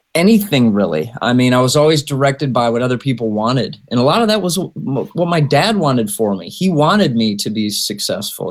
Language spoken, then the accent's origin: English; Michigan, United States; I'm from Michigan